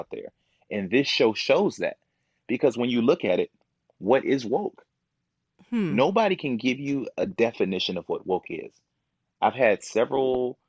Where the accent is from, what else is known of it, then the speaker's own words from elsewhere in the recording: Kankakee, Illinois, United States; also born or lived in Momence, Illinois; now in Chicago, United States; I'm from Kankakee, Illinois. So I was raised in Kankakee. I went to Kankakee High School